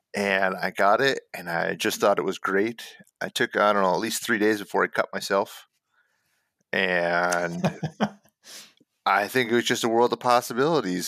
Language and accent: English; United States; I'm an American